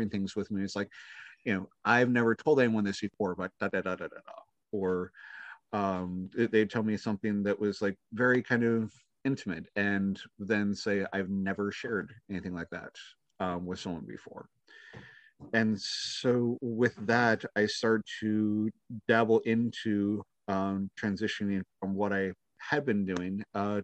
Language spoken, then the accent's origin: English; Minnesota, United States; born and raised in Minnesota